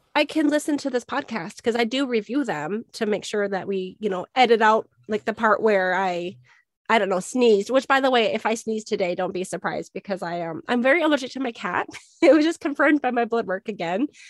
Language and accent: English; Minnesota, United States; now in Arizona, United States; I grew up in Minnesota